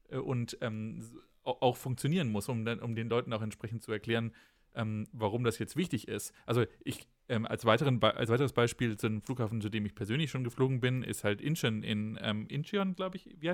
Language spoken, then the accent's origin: German; Berlin, Germany; dann, um dann da wegzufliegen als Berliner, ja, da fühlt man sich ja dann